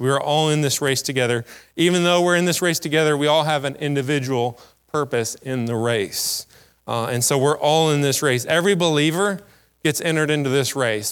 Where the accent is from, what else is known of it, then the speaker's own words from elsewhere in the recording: United States; as an American